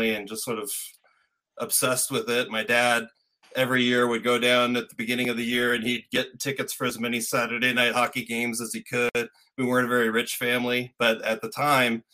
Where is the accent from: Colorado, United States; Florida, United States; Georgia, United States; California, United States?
California, United States; Agoura Hills; also born or lived in Westchester, Los Angeles; I grew up in Agoura Hills. The first 5 years of my life, I was living in Westchester